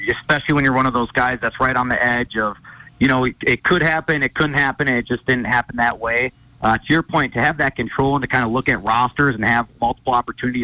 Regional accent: Woodbury, Minnesota, United States; moved away as an adult; also born or lived in Bozeman, Montana; I was back in my hometown of Woodbury, Minnesota

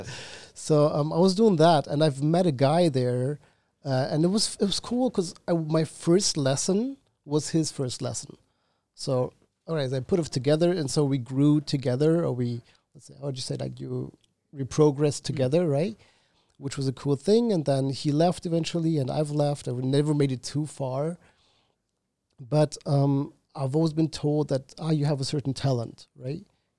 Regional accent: Germany; born there; I was born in Germany, but I'm not German. I don't have a German nationality and I don't have any German blood.

